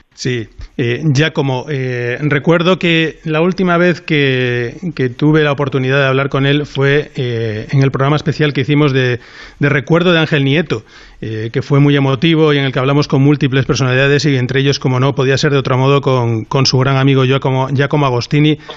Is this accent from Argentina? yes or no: no; Spain